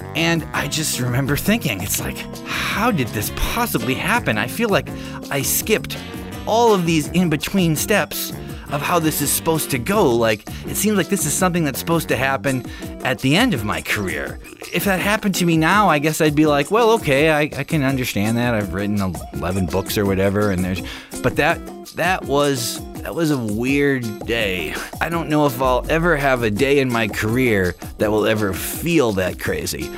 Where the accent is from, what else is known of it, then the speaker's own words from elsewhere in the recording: Midwest, United States; also born or lived in Akron, Ohio; growing up in the Midwest